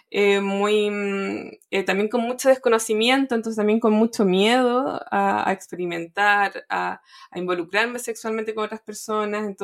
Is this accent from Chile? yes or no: yes; Chile